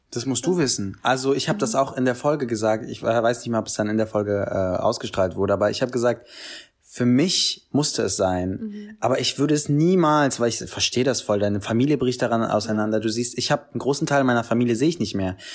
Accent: Berlin, Germany; ich bin in Kreuzberg aufgewachsen

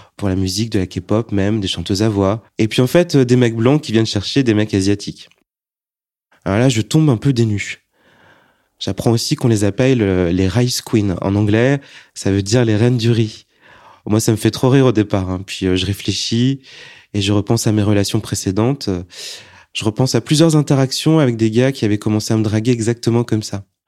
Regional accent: Annecy, Auvergne-Rhône-Alpes, France; also born or lived in Lyon; j'ai été élevé comme un Français, mais sans la double culture. En plus, euh, moi, je viens d'Annecy, hein, puis Lyon

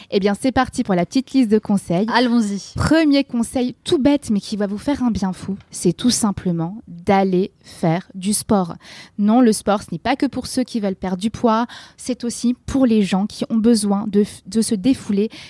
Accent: England, United Kingdom; accent: English; French is a second language; Pardon pour mon petit accent anglais.

